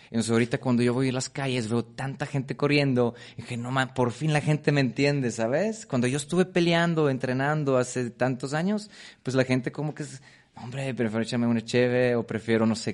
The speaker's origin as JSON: {"language": "Spanish", "region": "Brussels", "country": "Belgium", "tie": "born or raised there", "second_language": "Spanish", "moved": "yes", "lives_now": "Mexico", "said": "es que yo también crecí en Bélgica, eso tal vez no sabes. Eh, ah. Cuando tuve 15 años me fui a vivir en, Bélgica, allá con mis papás. Y nos estuve estudiando marketing en, en, Bélgica, en Bruselas."}